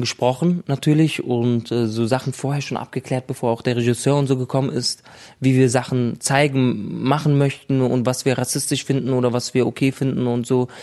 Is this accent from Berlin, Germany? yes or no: yes; Berlin, Germany; also born or lived in Lebanon; schon immer haben wir in Berlin gelebt